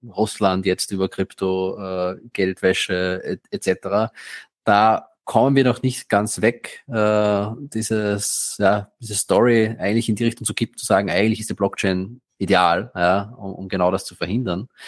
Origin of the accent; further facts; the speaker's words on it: Austria; Ich bin Österreicher. Ja, ähm, in Österreich haben wir letztes Jahr äh, eine Steuerreform gehabt